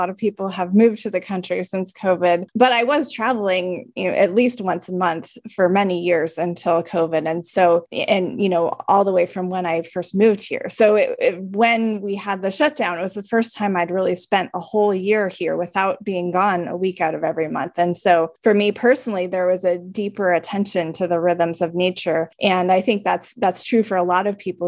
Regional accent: California, United States; moved away as an adult; also born or lived in Midwest; I grew up in California, I spent quite a bit of time in the Midwest

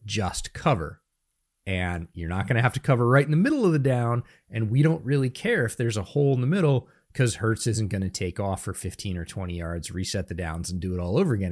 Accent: Northeast, United States; now in Seattle area, United States; I grew up in the Northeast

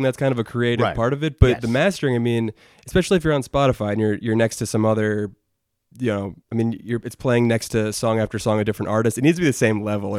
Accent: Colonie, New York, United States; also born or lived in Oneonta, New York; we're from Colony

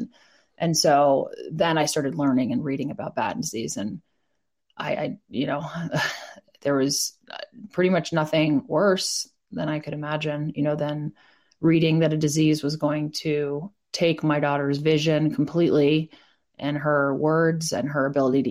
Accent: East Coast, United States; I grew up on the East Coast

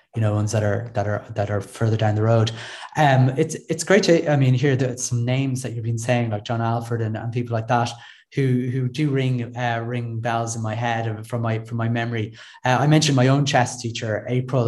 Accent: Ireland; accent: Irish; played for my country, uh, for Ireland, that is, uh, uh just in case my accent didn't give me away

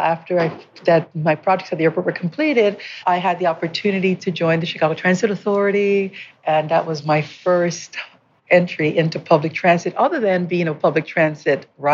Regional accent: Panama; moved away as an adult; also born or lived in Peoria, Illinois, United States; now in California, United States; I was born and raised in Panama.

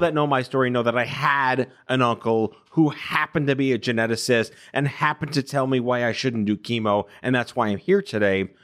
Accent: New York, United States; also born or lived in Binghamton; I'm born and raised in New York

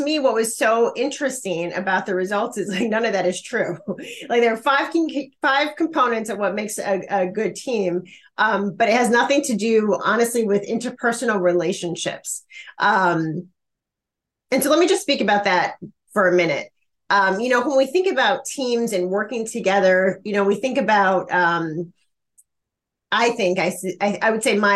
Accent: Chicago, Illinois, United States; I'm from Chicago. And so, you know, I grew up watching the Chicago Bulls play basketball

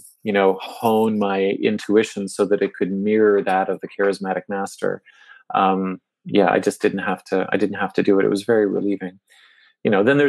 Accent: Toronto, Ontario, Canada; I grew up here in Toronto and middle-class background

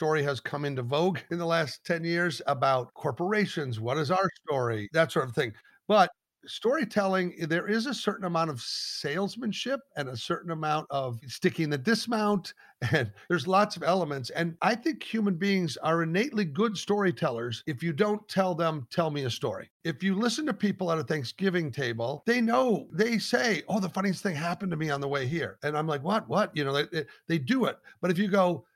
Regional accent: Omaha, Nebraska, United States; moved away; also born or lived in Los Angeles; I grew up in Omaha, Nebraska

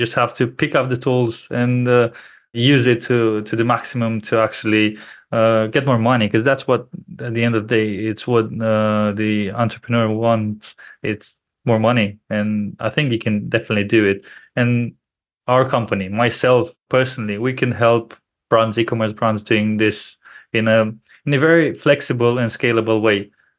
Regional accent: Romania; because both myself and my business partner, we're originally from Romania.

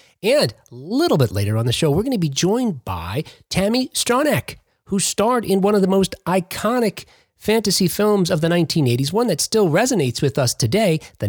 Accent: Jersey City, New Jersey, United States; In contrast, the city I grew up in was the second largest city in New Jersey.

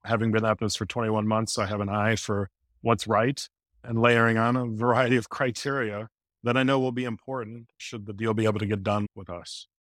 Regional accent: Midwest, United States; now in New York area, United States; I'm from the Midwest

